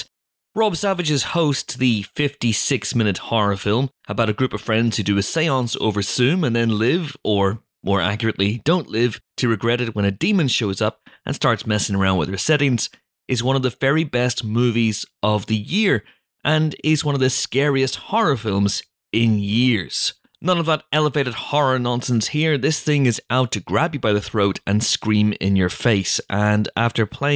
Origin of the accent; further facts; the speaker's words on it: United Kingdom; We're British